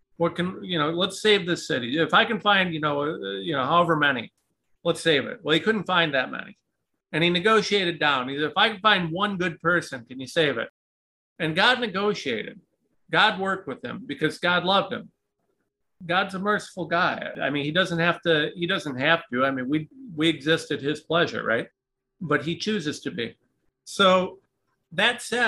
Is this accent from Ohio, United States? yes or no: yes; Ohio, United States; I am a nobody from Ohio